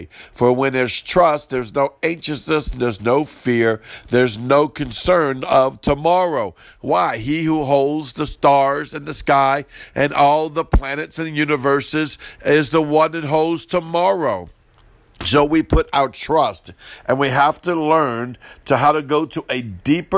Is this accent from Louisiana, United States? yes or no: yes; Cajun, Louisiana, United States; accent: Cajun; I'm Cajun. Everything's broken English down here, a broken Cajun